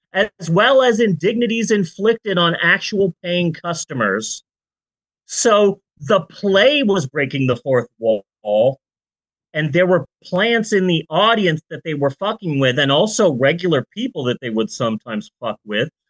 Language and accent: English; Phoenix, Arizona, United States; moved away; I'm from Phoenix.